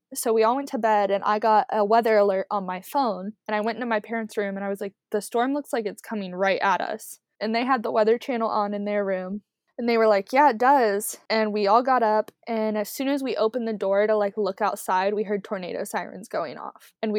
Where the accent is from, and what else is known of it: Beaver Creek, United States; born or raised there